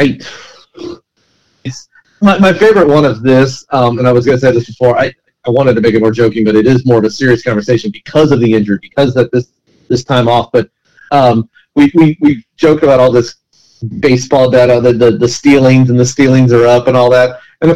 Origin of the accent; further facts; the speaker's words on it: North Texas, United States; the Texas guy, North Texas area where I'm from